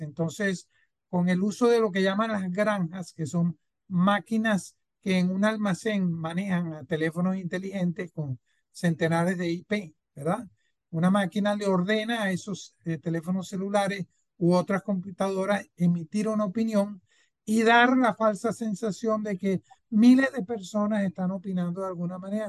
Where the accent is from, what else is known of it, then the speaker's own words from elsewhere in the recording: Venezuela; se desarrolló en mi país, en Venezuela.